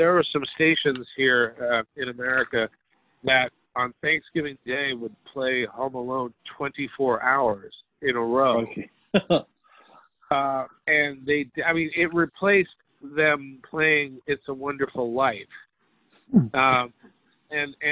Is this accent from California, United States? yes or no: no; New York City, New York, United States; growing up in New York